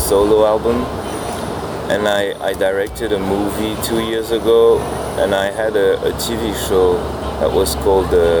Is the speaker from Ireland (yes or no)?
no; Normandy, France; I'm from like it's not exactly the countryside, but it's like a small town in France. I'm from Normandy